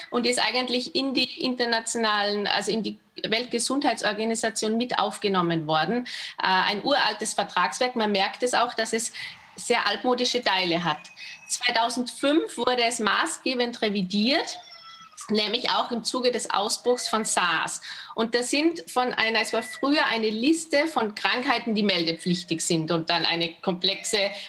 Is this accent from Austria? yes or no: yes; Austria; Also, mein, also ich komme aus Österreich